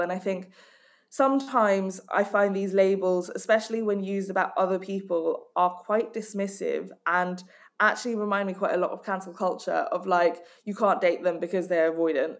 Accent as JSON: {"language": "English", "country": "Hong Kong", "tie": "born or raised there", "said": "I grew up in Hong Kong"}